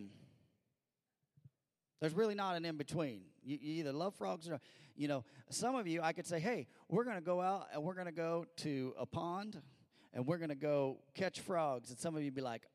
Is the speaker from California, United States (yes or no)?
no; Missouri, United States; I grew up in Missouri